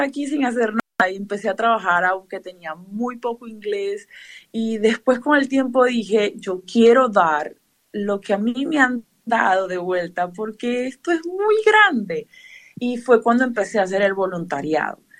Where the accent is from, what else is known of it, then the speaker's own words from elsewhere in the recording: Venezuela; now in Perth, Australia; yo soy de Venezuela